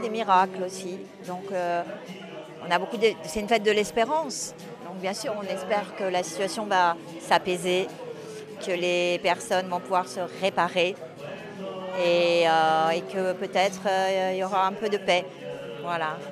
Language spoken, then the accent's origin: French; France; on est français